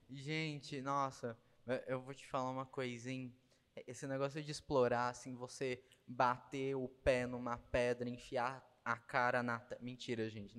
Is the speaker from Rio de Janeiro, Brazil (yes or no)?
no; Jacareí, São Paulo, Brazil; also born or lived in São José dos Campos; nasci em São Paulo mesmo, nasci em Jacareí